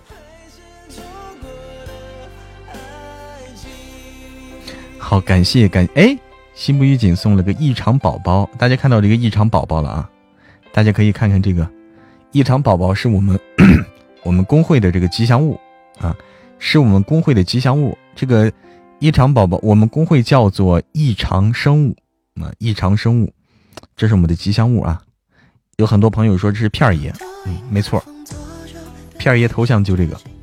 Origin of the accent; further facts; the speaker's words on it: Hebei, China; also born or lived in Shaanxi; now in Chengdu, China; 我是河北的，河北的，河北那个什么的